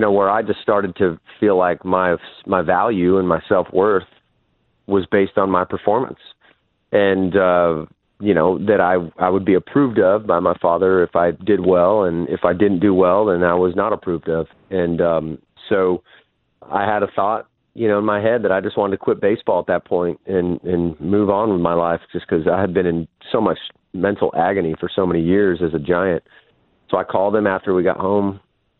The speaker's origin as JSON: {"language": "English", "town": "San Diego", "region": "California", "country": "United States", "tie": "born or raised there", "also_born_or_lived": "Las Vegas", "said": "I came in to San Diego. We moved from Vegas"}